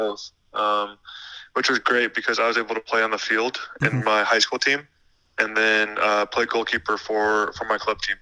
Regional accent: San Luis Obispo, California, United States; I grew up in Central Coast of California, San Luis Obispo

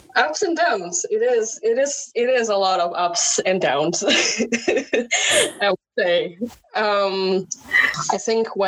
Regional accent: Indonesia; first language Indonesian; English is a second language; moved away as an adult; now in Netherlands; I grew up in Indonesia, it's a pretty conservative culture

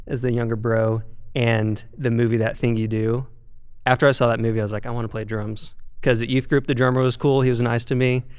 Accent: Bentonville, Arkansas, United States; now in Los Angeles, United States; I'm from Bentonville, Arkansas uh, Walmart shout out

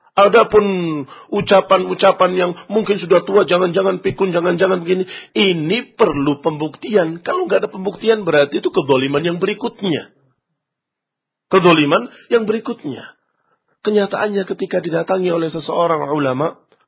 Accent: Indonesia; kita dari Indonesia

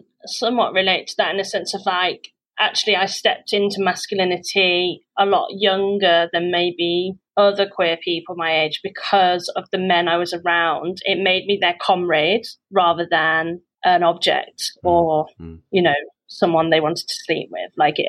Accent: West Midlands, United Kingdom; now in London, United Kingdom; until I came to London and I could be like this, you know I've grew up in the Midlands, I've lost my accent, you

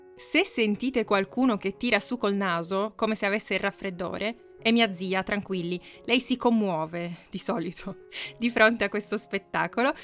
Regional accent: Piedmont, Italy; now in Assisi, Italy; vicino alla casa in cui sono cresciuta, quindi torniamo in Piemonte oggi

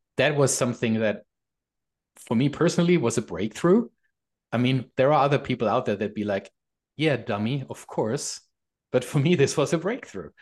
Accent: Germany; moved away as an adult; now in Canada; I'm from Germany

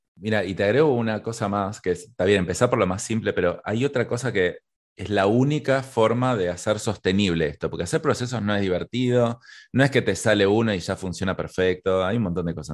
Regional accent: Argentina; soy argentino

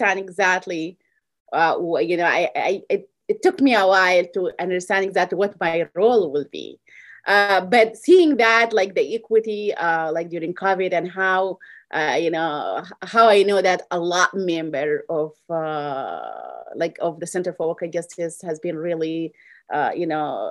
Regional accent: Sudan; moved away as an adult; now in Iowa, United States; I'm originally from Sudan. I came to this country over 22 years ago.

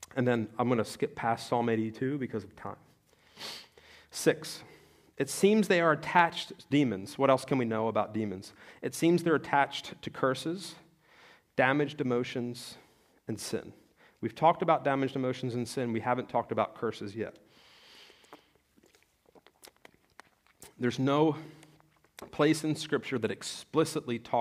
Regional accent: Salem or Penns Grove, New Jersey, United States; I'm from Salem or Pensgrove, New Jersey, where we have the Red Devils

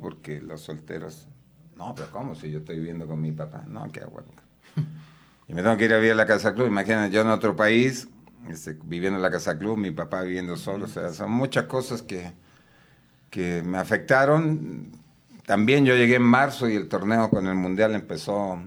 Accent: Chile; moved away as an adult; also born or lived in Veracruz, Mexico; now in Puebla, Mexico; yo soy chileno de nacimiento.

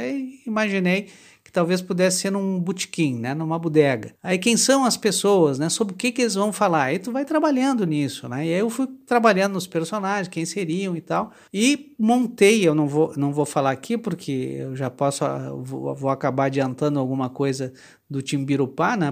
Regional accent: Porto Alegre, Rio Grande do Sul, Brazil; eu sou de Porto Alegre, nasci na safra de 1965

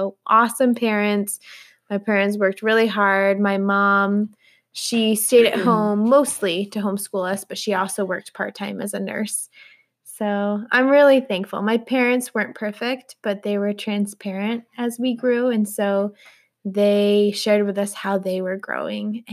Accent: Howard, New York, United States; I grew up in Little Howard, New York

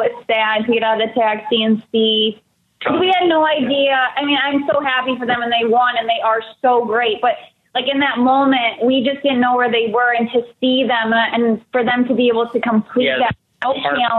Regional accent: Michigan, United States; And the fact that we're from Michigan

